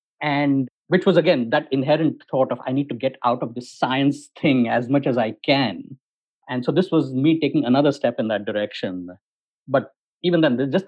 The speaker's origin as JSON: {"language": "English", "country": "India", "tie": "born or raised there", "moved": "as an adult", "said": "I grew up in India"}